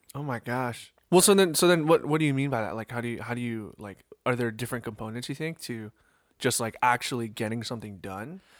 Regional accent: East Coast, United States; growing up on the East Coast

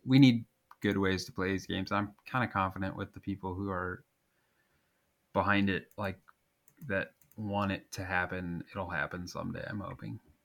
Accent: Nebraska, United States; I'm from Nebraska

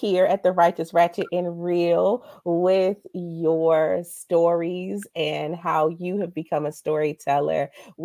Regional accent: Georgetown, Guyana; me and my family from Georgetown, Guyana

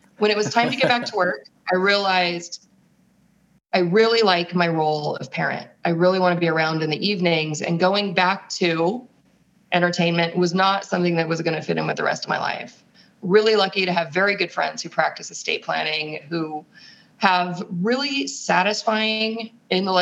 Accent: San Francisco, California, United States; moved away as an adult; also born or lived in Europe / Los Angeles / Rome; I was born in San Francisco

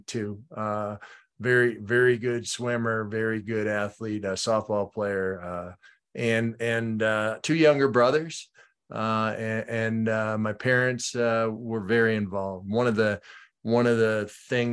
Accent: Minneapolis, Minnesota, United States; also born or lived in Fort Lewis, Washington; I grew up in Minneapolis

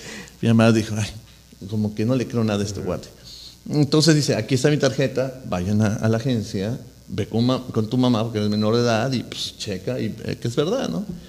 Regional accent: Mexico City, Mexico; moved away as an adult; now in Orange County, United States; yo soy de la Ciudad de México y le voy a Cruz Azul

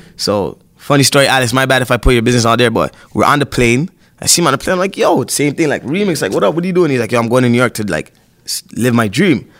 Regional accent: Toronto, Ontario, Canada; I was born at Sentinel Finch

